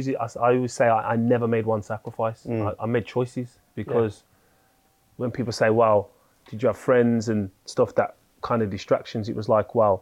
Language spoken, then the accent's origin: English; Birmingham, West Midlands, United Kingdom; moved away as an adult; also born or lived in Manchester; coming from Birmingham, coming from Wolves, but living in Birmingham home.